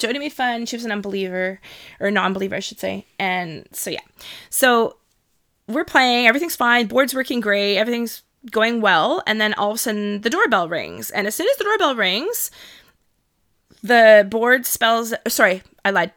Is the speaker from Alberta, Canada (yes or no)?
no; Toronto, Ontario, Canada; also born or lived in Whitby; I grew up in Toronto, moved to Whitby when I was nine years old